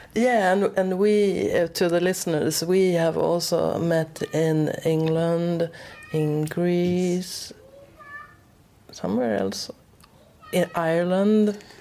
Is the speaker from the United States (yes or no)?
no; Sweden; English is a second language; I'm from Sweden, so most of the episodes are in Swedish